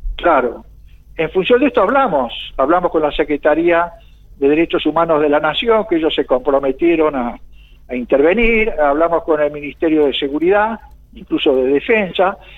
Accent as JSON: {"language": "Spanish", "country": "Argentina", "said": "como argentinos"}